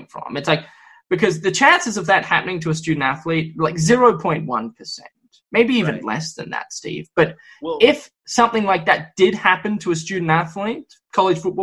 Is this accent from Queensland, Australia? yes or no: no; Victoria, Australia; now in United States; My home state of Victoria